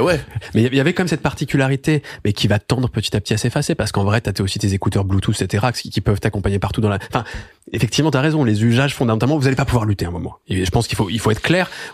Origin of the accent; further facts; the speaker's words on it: Lyon, Auvergne-Rhône-Alpes, France; j'ai grandi à Lyon.